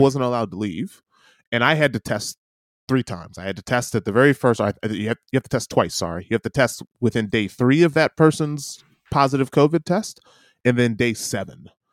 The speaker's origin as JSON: {"language": "English", "country": "United States", "moved": "yes", "lives_now": "New Zealand", "said": "I'm an American."}